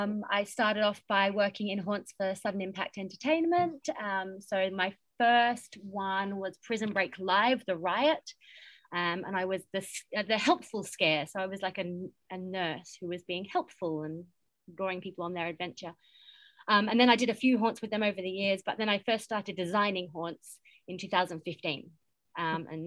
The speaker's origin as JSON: {"language": "English", "region": "London", "country": "United Kingdom", "said": "I'm from London."}